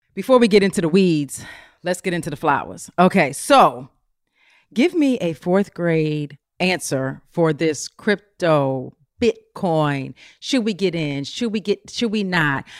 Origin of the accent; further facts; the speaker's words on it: Potomac, Maryland, United States; I'm from, like, the D C area